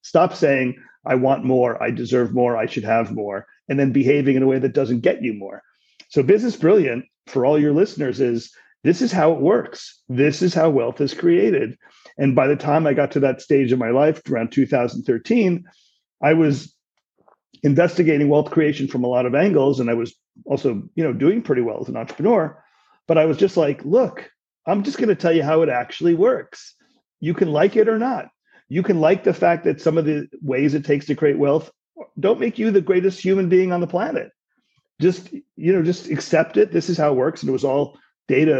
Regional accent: New York City, New York, United States; I grew up in New York City

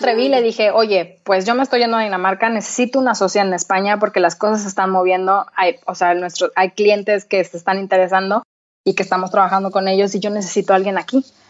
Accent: Torreón, Coahuila, Mexico; moved away as an adult; also born or lived in United States / Madrid, Spain; now in Copenhagen, Denmark; yo soy de Torreón, entonces yo estudié comunicación en Torreón

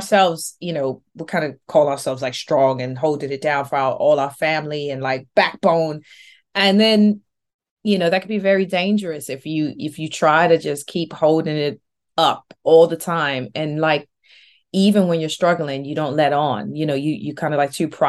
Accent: New Orleans, Louisiana, United States; moved away as an adult; also born or lived in New York City; now in London, United Kingdom; I was born and raised in New Orleans.

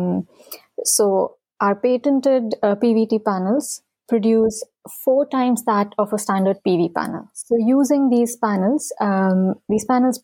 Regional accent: India; moved away; growing up in India

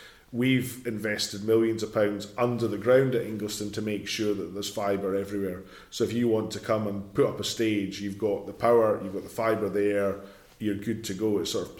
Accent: East Lothian, Scotland, United Kingdom; I'm from East Lothian

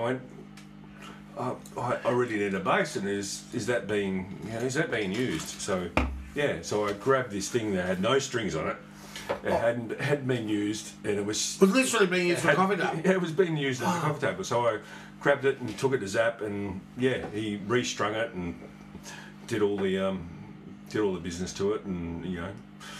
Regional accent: Armidale, New South Wales, Australia; born there; I was born in a small country town in Armidale, in New South Wales. Small country town from a very, very small family.

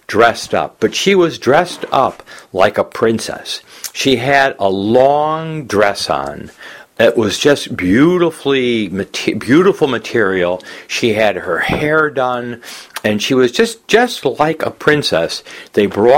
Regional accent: United States; growing up in America

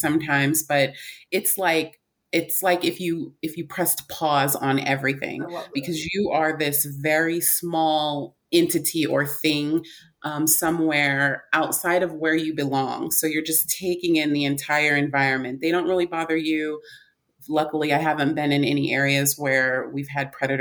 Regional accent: California, United States; I grew up in California

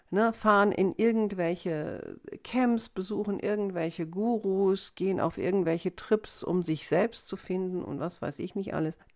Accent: Wiesbaden, Hesse, Germany; jetzt am Wochenende war ich auch in meiner alten Heimatstadt Wiesbaden

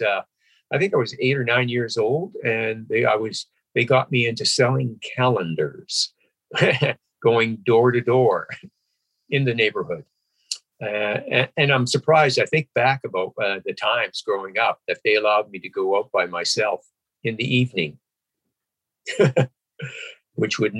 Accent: Vancouver Island, BC, British Columbia, Canada; also born or lived in Alberta; I grew up in Alberta, too. I was born in Alberta, and I was there for about 10 years, and then my parents moved over to Vancouver Island, and I grew up there for about another 10 years before I moved to Vancouver

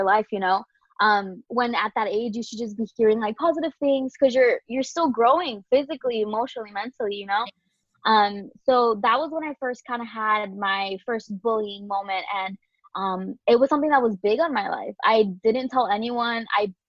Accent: Queens, New York, United States; now in Orlando, United States; Like she mentioned, I'm from Queens, New York, but my mom's from Dominican Republic and my dad's from El Salvador. So proud Latina over here. Been in Orlando basically forever.

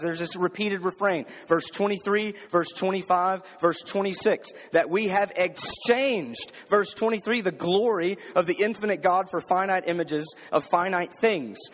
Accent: the South, United States; growing up in the South, especially growing up in a predominantly black city

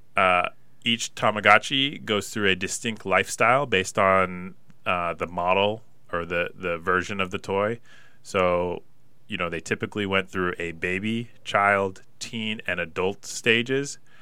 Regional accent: Pullman, Washington, United States; growing up in Pullman, small little town

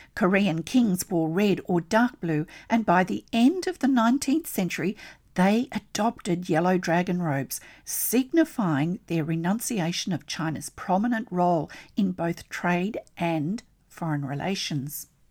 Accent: Australia; I'm an Australian textile artist

